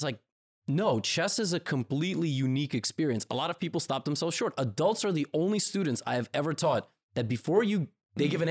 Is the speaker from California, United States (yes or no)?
no; New York, United States; I'm from New York